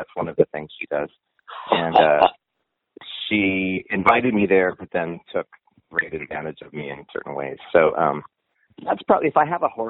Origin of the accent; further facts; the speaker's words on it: Montana, United States; moved away; being a gay person and growing up as a gay kid in Montana in the 60s